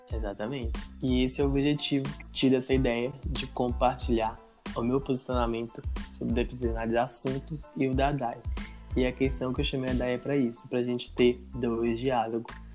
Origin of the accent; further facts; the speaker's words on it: Governador Valadares, Minas Gerais, Brazil; sou natural de Governador Valadares, nascido e criado em aqui mesmo